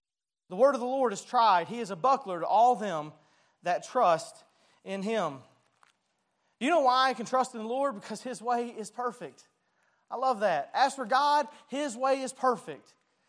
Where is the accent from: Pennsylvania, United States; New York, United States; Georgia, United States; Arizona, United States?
Georgia, United States; Dalton; I remember as a kid, I grew up in Dalton, so we were very close to Tennessee and Chattanooga